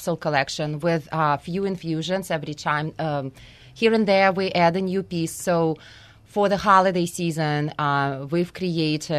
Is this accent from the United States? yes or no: no; Russia; moved away; growing up in Russia, you know, I didn't really have a childhood